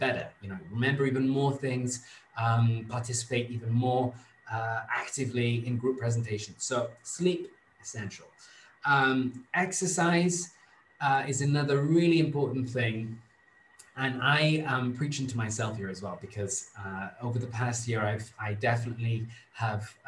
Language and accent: English; Wales, United Kingdom; moved away as an adult; now in Rome, Italy; in my home country, so much is conditioned by the weather